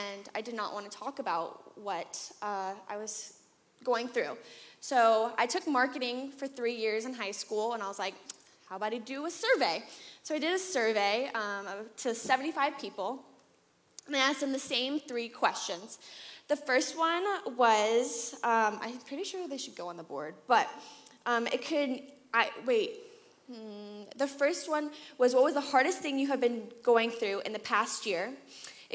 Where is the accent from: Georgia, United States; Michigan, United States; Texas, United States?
Georgia, United States; Atlanta; I grew up here in Atlanta for the most part